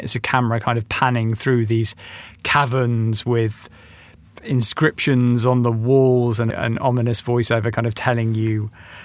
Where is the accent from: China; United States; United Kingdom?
United Kingdom; England; growing up in England